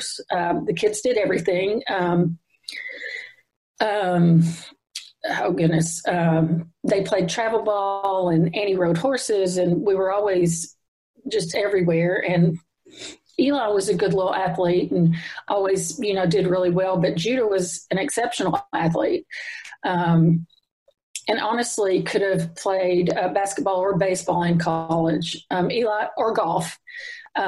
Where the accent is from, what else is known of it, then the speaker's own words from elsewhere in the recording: Cookeville, Tennessee, United States; I grew up in Cookeville, Tennessee, since I was 8 months old.